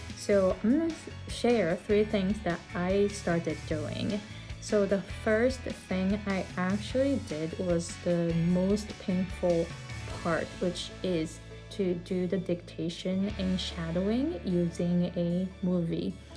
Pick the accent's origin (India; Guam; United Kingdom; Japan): Japan; English is a second language; moved away as an adult; also born or lived in California, United States; now in Hawaii, United States; I came to the US from Japan at the age of 23 and I didn't speak English.